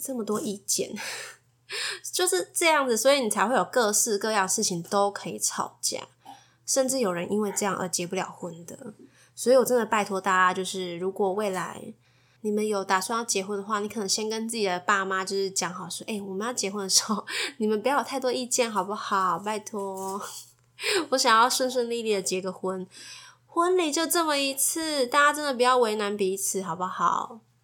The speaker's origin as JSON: {"language": "Chinese", "region": "Kaohsiung", "country": "Taiwan", "moved": "as an adult", "lives_now": "Taipei, Taiwan", "said": "因为我是高雄人，所以我从高雄要嫁到台北"}